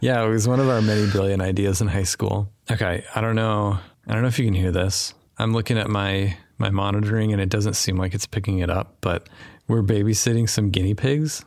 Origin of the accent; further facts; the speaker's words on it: Wyoming, United States; I grew up in Wyoming, and one of our traditions was fried oysters on Christmas morning in Wyoming